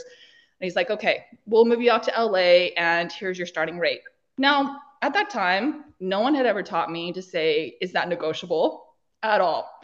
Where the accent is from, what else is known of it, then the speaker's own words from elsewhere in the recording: Idaho, United States; moved away as an adult; also born or lived in Los Angeles; I am from small town Idaho. One stoplight, four thousand people